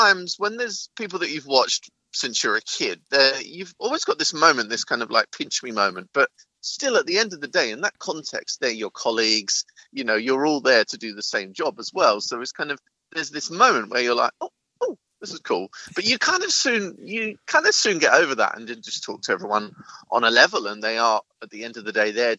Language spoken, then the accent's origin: English; England, United Kingdom; as an English visitor